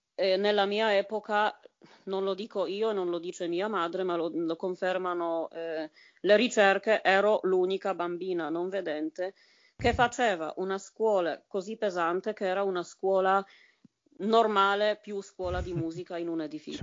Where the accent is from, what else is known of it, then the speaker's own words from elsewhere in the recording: Bydgoszcz, Kuyavian-Pomeranian Voivodeship, Poland; Italian is a second language; moved away as an adult; also born or lived in Italy; now in Germany; La mia città, proprio per dire eh, di che cosa si tratta, si chiama Bedgost scritta però, attenzione, B, I, D, G, O, S, Z, C